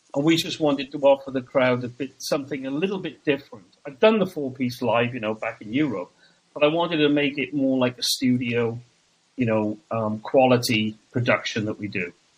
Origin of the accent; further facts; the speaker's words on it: Wales, United Kingdom; moved away as an adult; also born or lived in Orlando, United States; now in United States; I'm originally from Wales in the UK um, and I've been over here since I think '97.